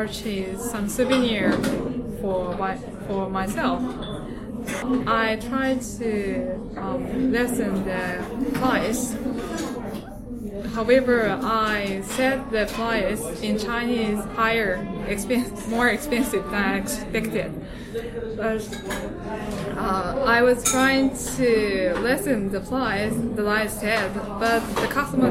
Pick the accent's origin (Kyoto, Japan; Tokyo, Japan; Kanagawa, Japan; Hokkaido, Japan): Kanagawa, Japan; Yokohama; also born or lived in Kobe, Japan; I'm from Yokohama, Japan. I was born in Kobe, which is located western side of Japan